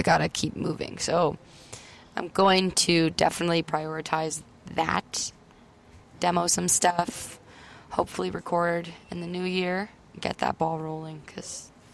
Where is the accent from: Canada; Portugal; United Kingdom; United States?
Canada; Welland, Ontario; I'm from Welland, Ontario, and he's from Welland, Ontario.